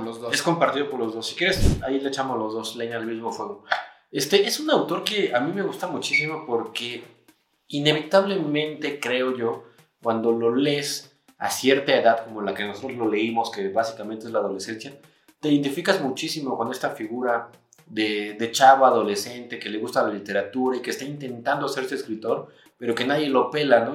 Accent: Mexico; nosotros somos mexicanos

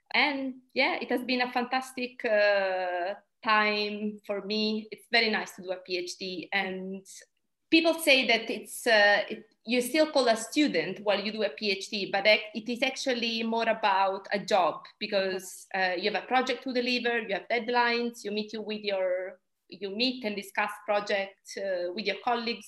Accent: Italy; moved away as an adult; now in United Kingdom; I'm originally from Italy, but I've been in the UK for the last 10 years.

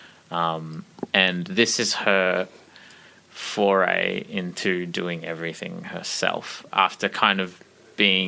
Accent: Melbourne, Victoria, Australia; I am a musician from Melbourne.

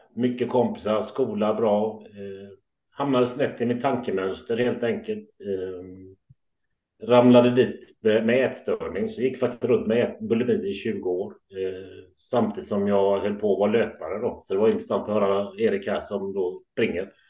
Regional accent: Gothenburg, Västra Götaland, Sweden; also born or lived in Kullavik; född och uppvuxen i Göteborg

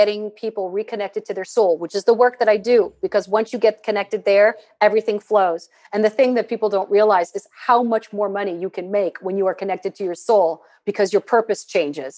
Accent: Midwest, United States; I'm from the Midwest

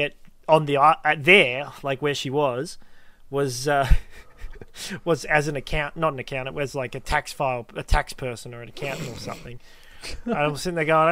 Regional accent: Melbourne, Victoria, Australia; we're from Melbourne.

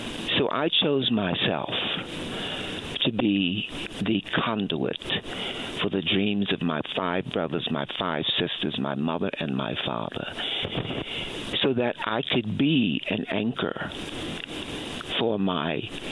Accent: Baltimore, Maryland, United States; Baltimore, Maryland.

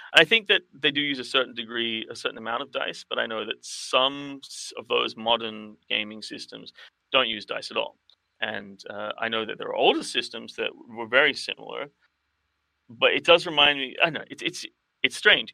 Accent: Sydney, New South Wales, Australia; the role playing community that I grew up with in Sydney in the '90s

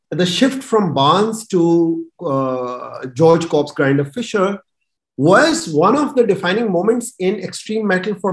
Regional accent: Pakistan; I was coming from Pakistan

